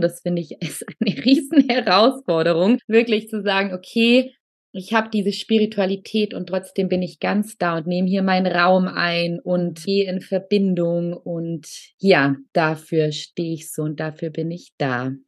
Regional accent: Allgäu, Bavaria, Germany; moved away; Ich komme ursprünglich aus dem Allgäu

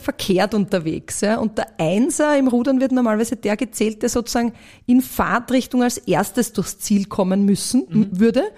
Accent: Vienna, Austria; born or raised there

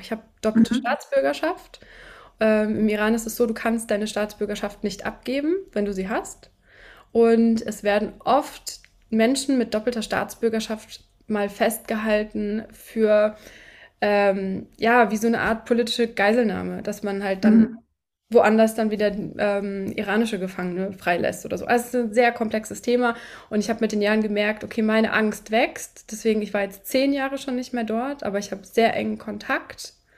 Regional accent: Hesse, Germany; also ich bin in Deutschland geboren, in, in Hessen.

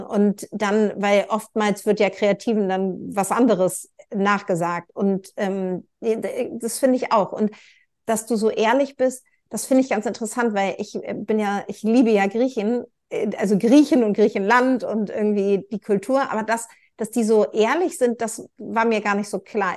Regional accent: Northern Germany, Germany; ich als Nord, also als Norddeutsche und halbe Schwedin

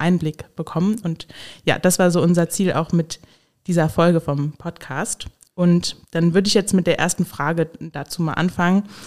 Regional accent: Hesse, Germany; now in Koblenz, Germany; Ich komme selbst aus Hessen

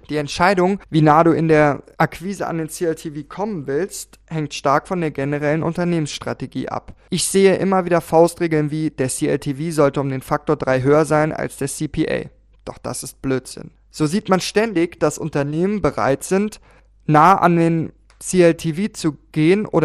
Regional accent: Austria; Als Österreicher habe ich eine sehr spezielle Beziehung zu Plakaten, denn in kaum einem anderen Land ist die Plakatdichte dermaßen hoch.

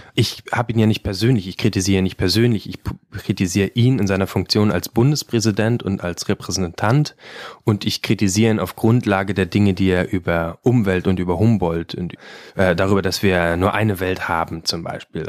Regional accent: Brandenburg, Germany; ich komme aus Brandenburg

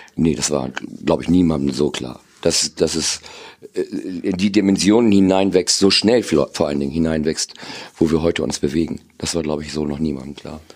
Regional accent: Cloppenburg, Lower Saxony, Germany; am 7.4.61 geboren in Kloppenburg

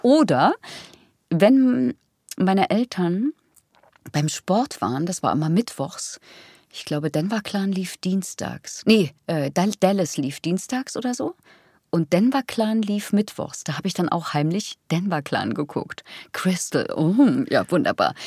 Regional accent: Thuringia, Germany; die spricht wie meine Heimat

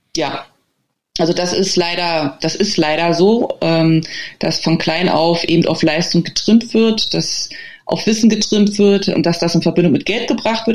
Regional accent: Germany; now in China; bei uns in, in, im Rewe oder so, also in Deutschland

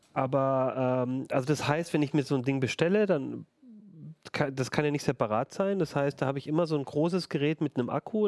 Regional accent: Ulm, Baden-Württemberg, Germany; now in Hannover, Germany; in meiner Heimatstadt Ulm

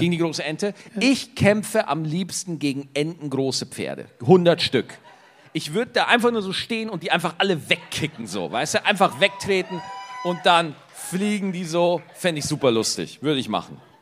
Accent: Bavaria, Germany; bei uns in Bayern

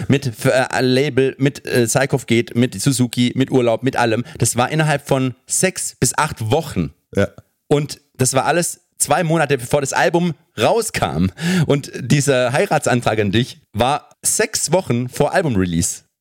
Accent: Germany; als Deutscher

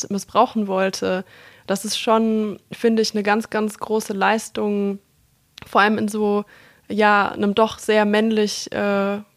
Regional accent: Munich, Bavaria, Germany; born there; Geboren bin ich in München, also ganz andere

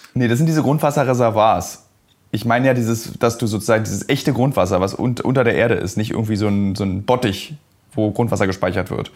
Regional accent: Berlin, Germany; ich habe in meinen 38 äh, Jahren als Berliner

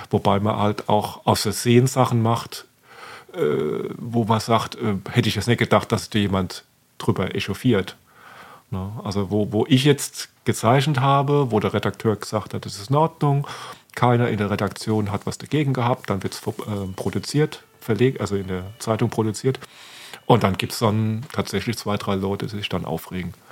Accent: Oggersheim, Rhineland-Palatinate, Germany; Ich meine, wenn ich schon sage, ich komme aus Oggerschim, das sagen viele, ist das überhaupt falsch?

